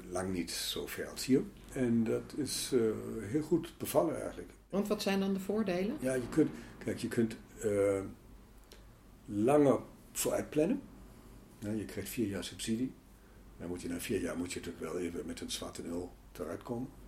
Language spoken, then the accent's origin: Dutch; Germany; Dutch is a second language; Want je hebt als Duitser had je een beeld, nou, Nederland is een beetje Amsterdam en alles mag.